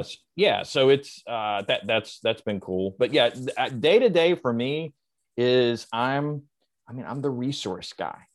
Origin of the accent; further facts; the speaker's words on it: the South, United States; I was raised in the South